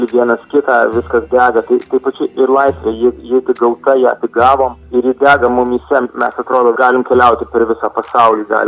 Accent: Lithuania; moved away; Na, aš puikiai jaučiuosi, man labai smagu, aišku, grįžti į Lietuvą, į savo gimtą kraštą ir, ir groti saviems žmonėms, savo publikai

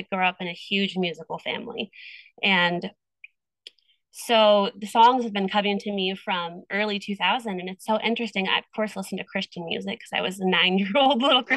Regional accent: Iowa, United States; now in California, United States; we moved away from Iowa. And I moved to California

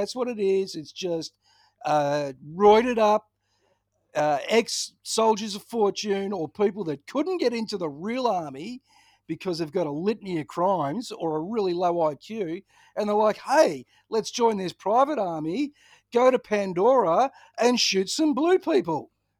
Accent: Ballarat, Victoria, Australia; I grew up in Ballarat. Of course I've had E. coli.

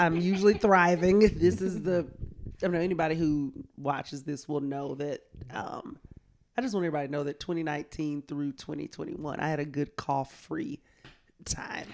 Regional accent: Columbus, Georgia, United States; now in New York, United States; I am from Columbus, Georgia, right down the street.

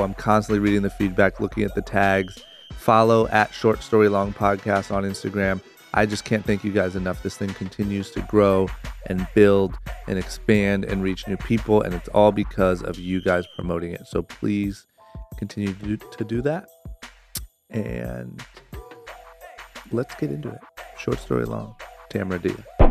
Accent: Akron, Ohio, United States; now in Los Angeles, United States; born and raised in Akron, Ohio, moved to L

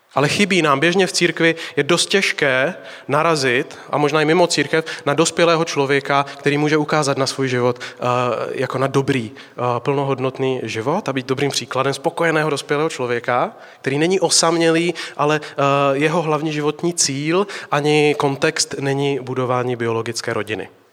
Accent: Slovakia; now in Prague, Czech Republic; jsem od baptistů z Prahy, jinak jsem ze Slovenska

